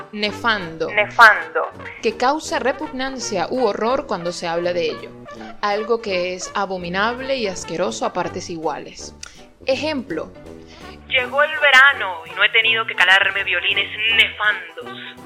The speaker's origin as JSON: {"language": "Spanish", "country": "Venezuela", "moved": "yes", "said": "uno viene en, en, de, de Venezuela"}